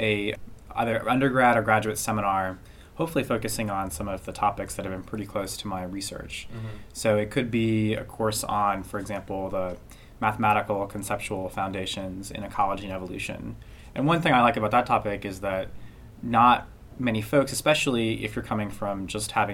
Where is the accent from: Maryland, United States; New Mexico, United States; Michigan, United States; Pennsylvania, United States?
New Mexico, United States; Santa Fe; moved away as an adult; also born or lived in the West; I'm from Santa Fe, New Mexico. It's where I was born and grew up and went to high school